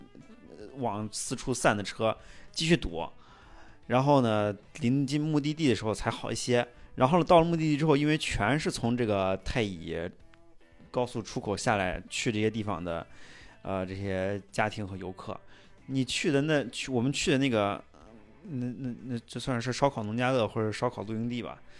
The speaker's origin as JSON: {"language": "Chinese", "town": "Xi'an", "region": "Shaanxi", "country": "China", "said": "太平峪，大家就是作为西安人啊，人生人生中去过一两次就行了。"}